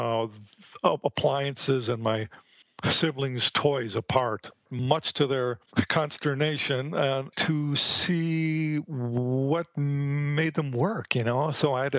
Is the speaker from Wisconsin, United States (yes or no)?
yes; Milwaukee, Wisconsin, United States; moved away as an adult; now in Phoenix, United States; I'm from the Midwest. I was born and raised in Milwaukee, Wisconsin